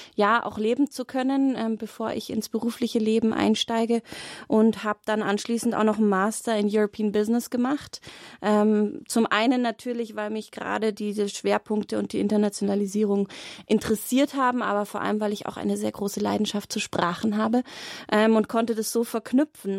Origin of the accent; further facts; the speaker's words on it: Glonn, Bavaria, Germany; Ich bin zwei Kilometer Luftlinie in auf Gut Sonnenhausen groß geworden